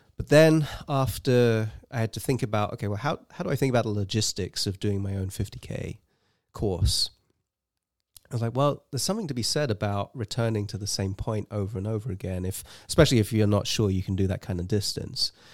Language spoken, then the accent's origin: English; England, United Kingdom; moved away as an adult; now in United States; I grew up in England, and, uh, I moved to the U S in two thousand and three